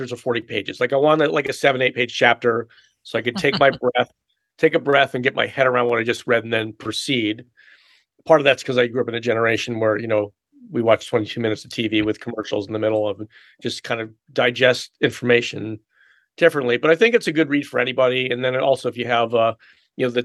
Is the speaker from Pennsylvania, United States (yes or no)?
yes; Philadelphia, Pennsylvania, United States; I grew up in the Philadelphia area